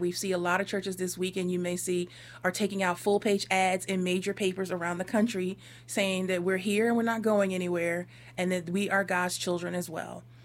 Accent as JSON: {"language": "English", "region": "Northeast", "country": "United States", "said": "I came from the Northeast."}